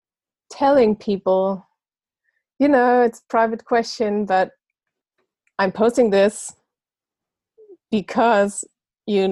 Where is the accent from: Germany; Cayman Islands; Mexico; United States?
Germany; also born or lived in Munich; I'm from Germany, living in Munich